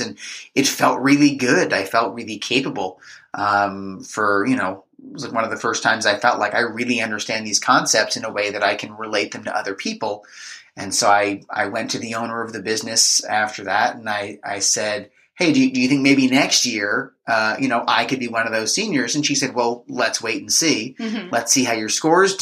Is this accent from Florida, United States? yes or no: no; Marlboro, New Jersey, United States; I grew up in Marlboro.